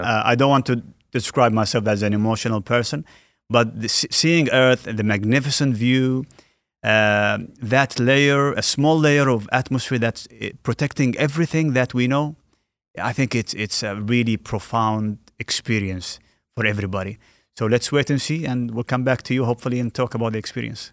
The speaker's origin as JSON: {"language": "English", "town": "Al Ain", "region": "Abu Dhabi", "country": "United Arab Emirates", "tie": "born or raised there", "said": "the U A E, uh, Alain, my, my hometown"}